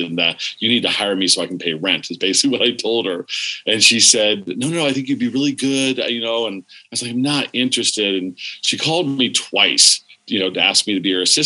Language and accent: English; Warren, Pennsylvania, United States; also born or lived in California; I was raised, born in California, but I was raised in Pennsylvania